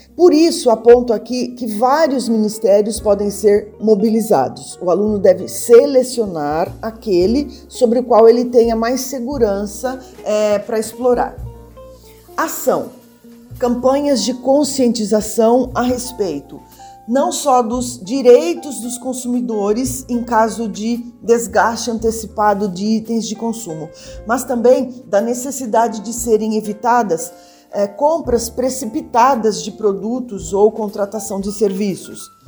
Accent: Brazil; eu, enquanto brasileira, eu tenho

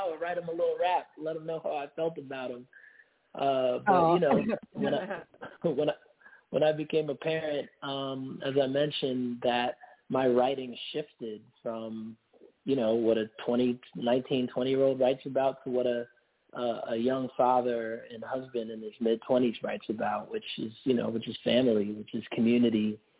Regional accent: Durham, North Carolina, United States; I'm calling from Durham, North Carolina. I was born and raised here in the South, and I'm calling from my hometown.

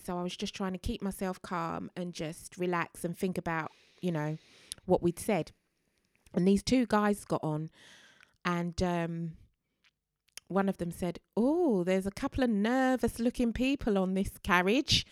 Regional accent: London, United Kingdom; a Londoner born and bred

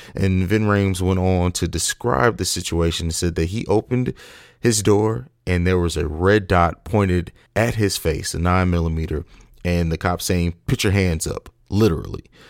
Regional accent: Columbus, Ohio, United States; my home state of Columbus, Ohio

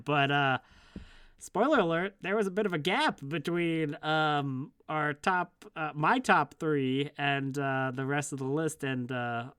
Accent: Canada; I'm Canadian.

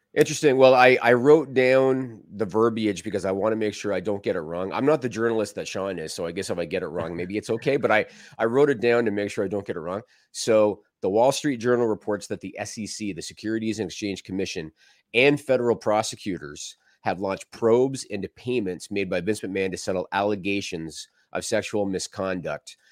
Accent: Canada; I'm Canadian

